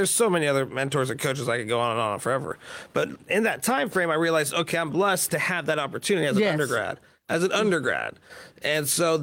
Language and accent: English; Plano, Texas, United States; also born or lived in Dallas, Texas; I grew up in Plano